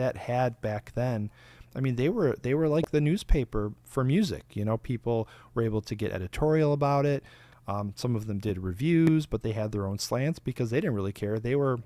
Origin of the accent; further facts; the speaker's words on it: Michigan, United States; I'm from Michigan